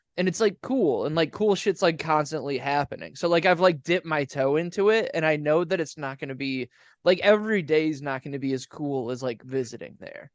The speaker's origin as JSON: {"language": "English", "region": "Ohio", "country": "United States", "moved": "yes"}